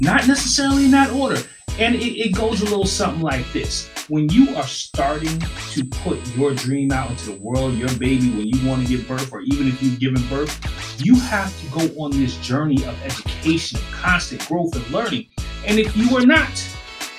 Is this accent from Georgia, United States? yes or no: no; New York, United States; growing up in New York